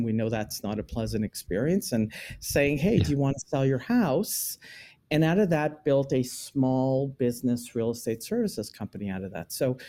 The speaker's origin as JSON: {"language": "English", "country": "Israel", "said": "We came from Israel."}